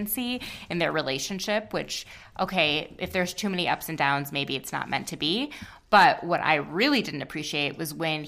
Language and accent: English; Minnesota, United States; we're both from Minnesota